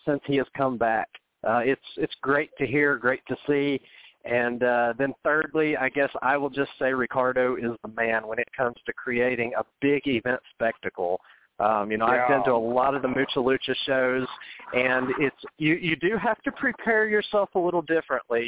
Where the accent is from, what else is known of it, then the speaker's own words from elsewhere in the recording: Middle Tennessee, United States; I grew up in Middle Tennessee